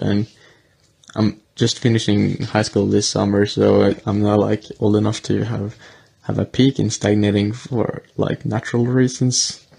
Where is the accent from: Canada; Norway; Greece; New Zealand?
Norway; from Norway.